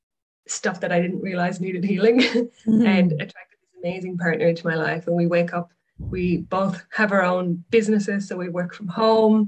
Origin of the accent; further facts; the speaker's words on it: Ireland; moved away as an adult; now in Australia; But originally I'm from Ireland, moved to Australia